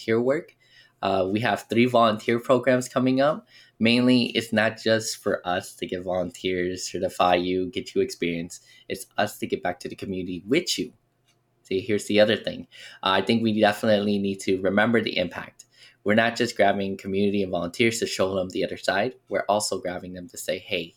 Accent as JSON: {"language": "English", "town": "Las Vegas", "region": "Nevada", "country": "United States", "tie": "born or raised there", "said": "we grew up here in Las Vegas"}